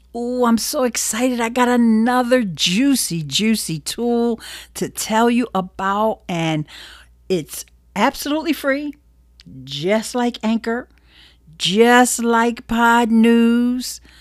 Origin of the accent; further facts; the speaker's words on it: Philadelphia, Pennsylvania, United States; Philly's my hometown